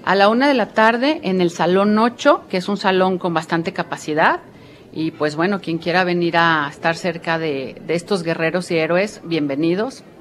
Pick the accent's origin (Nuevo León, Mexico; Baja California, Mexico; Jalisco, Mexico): Jalisco, Mexico; Guadalajara; moved away; yo que soy tapatía, pero que no vivo en Guadalajara